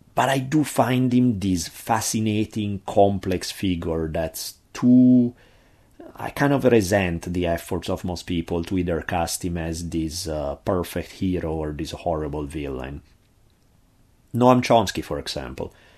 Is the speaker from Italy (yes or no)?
yes; Italy; accent: heavy Italian; my heavy Italian accent